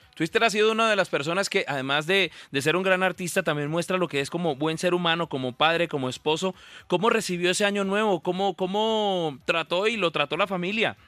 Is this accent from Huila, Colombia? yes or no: no; Cúcuta, Norte de Santander, Colombia; yo soy de Cúcuta